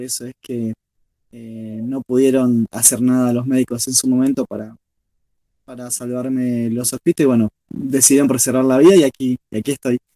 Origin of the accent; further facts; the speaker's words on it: Rosario, Santa Fe, Argentina; soy de Rosario, de Santa Fe, Argentina